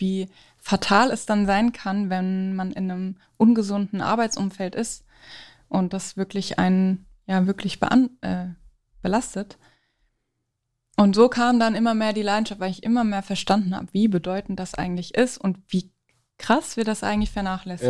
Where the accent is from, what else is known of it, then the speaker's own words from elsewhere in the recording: Frankfurt, Hesse, Germany; Ich komme aus Frankfurt